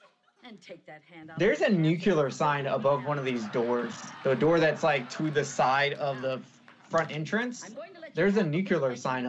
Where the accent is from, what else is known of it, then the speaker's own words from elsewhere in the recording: the South, United States; Oh, I'm from the South.